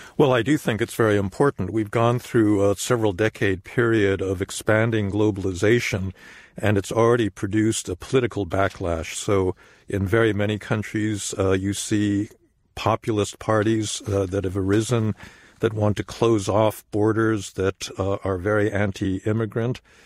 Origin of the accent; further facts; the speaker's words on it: United States; as an American